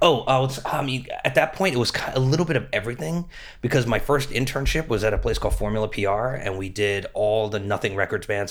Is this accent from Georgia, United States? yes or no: no; Metuchen, New Jersey, United States; moved away as an adult; also born or lived in Los Angeles; I'm from Metuchen